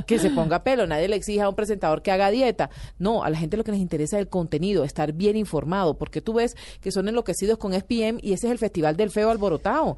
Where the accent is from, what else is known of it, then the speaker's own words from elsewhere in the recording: Barranquilla, Atlántico, Colombia; Barranquilla, la ciudad donde yo crecí